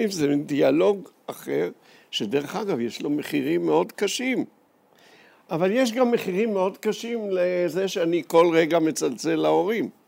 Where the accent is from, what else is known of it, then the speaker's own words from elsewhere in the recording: Jerusalem, Jerusalem District, Israel; moved away as an adult; also born or lived in Ein Gev; אני נולדתי בירושלים, אני שייך למיעוט במדינת ישראל אה, שהולך ונמוג.